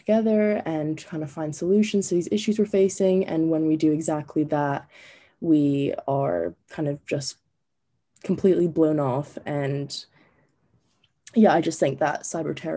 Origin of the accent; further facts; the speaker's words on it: New Jersey, United States; moved away; I am from New Jersey.